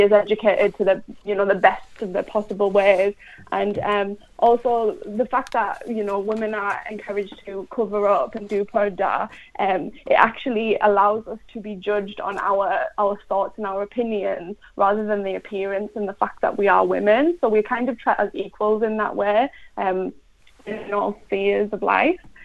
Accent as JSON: {"language": "English", "region": "England", "country": "United Kingdom", "tie": "born or raised there", "said": "I'm from England, I've always lived in England, I'm English."}